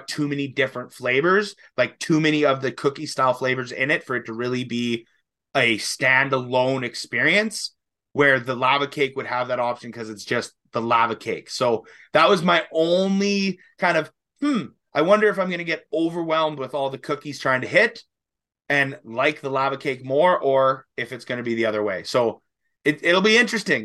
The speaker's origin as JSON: {"language": "English", "country": "Canada", "said": "we're speaking French and we're both from Canada"}